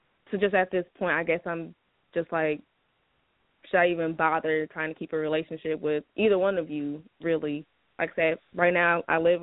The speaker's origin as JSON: {"language": "English", "region": "Illinois", "country": "United States", "tie": "born or raised there", "moved": "yes", "said": "our hometown of Illinois"}